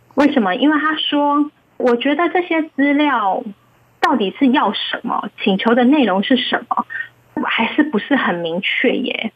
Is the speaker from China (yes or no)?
no; Taiwan; 我们台湾人